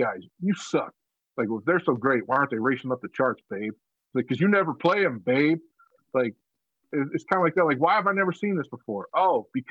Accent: Georgia, United States; that's in my hometown, bro. That's in Georgia

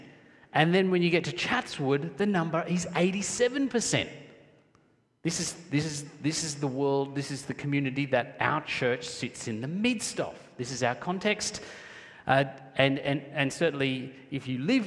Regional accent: Sri Lanka; now in Australia; I'm originally from Sri Lanka

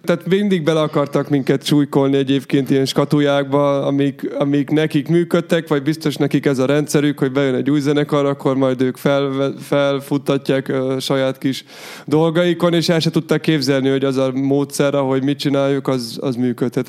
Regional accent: Hungary; mi magyarok vagyunk

